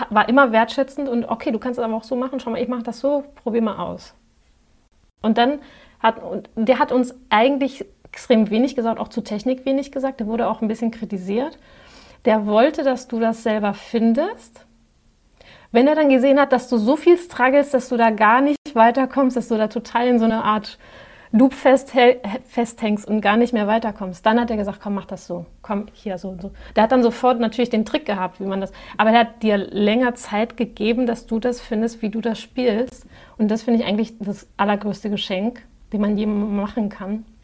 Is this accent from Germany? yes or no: no; Spain; ich sage immer, ich bin Spanierin und neige zur Übertreibung.